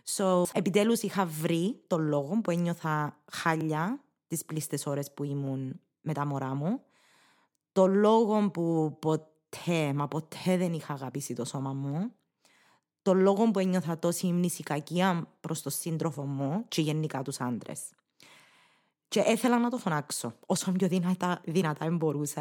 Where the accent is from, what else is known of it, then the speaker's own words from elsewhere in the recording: Cyprus; accent: Cypriot Greek; first language English; Greek is a second language; να γράψεις κυπριακά όπως τα μιλάς